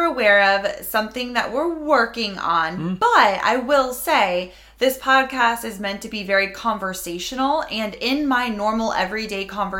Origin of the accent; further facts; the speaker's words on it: Florida, United States; I've been saying y'all a lot lately. It's like my thing because, you know, I'm from Florida. And a lot of people say y'all there.